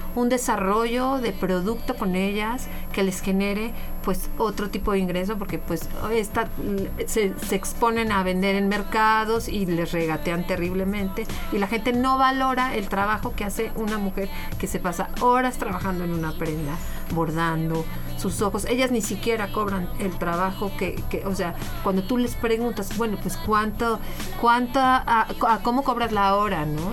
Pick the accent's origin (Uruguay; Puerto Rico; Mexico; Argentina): Mexico; nosotros como mexicanos